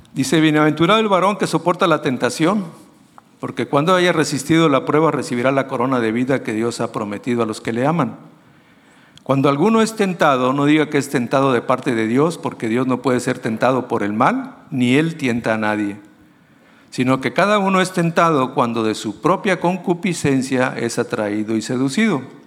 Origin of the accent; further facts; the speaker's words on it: Mexico; nosotros como mexicanos